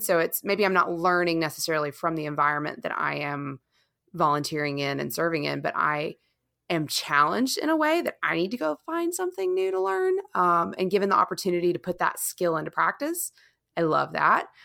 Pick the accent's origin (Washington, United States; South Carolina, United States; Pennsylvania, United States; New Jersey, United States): South Carolina, United States; Charleston; moved away; I never moved away from my hometown in Charleston